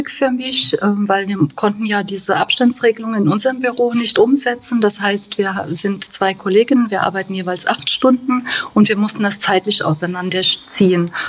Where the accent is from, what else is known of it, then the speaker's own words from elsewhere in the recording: Bad Kreuznach, Rhineland-Palatinate, Germany; born there; Ich bin hier in Bad Kreuznach geboren. Ich bin 53 Jahre alt